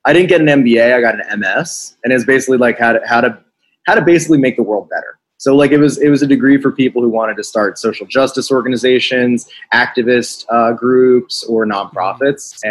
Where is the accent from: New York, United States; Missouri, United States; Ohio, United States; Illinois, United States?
New York, United States; outside of; moved away as an adult; now in Philadelphia, United States; I grew up outside of New York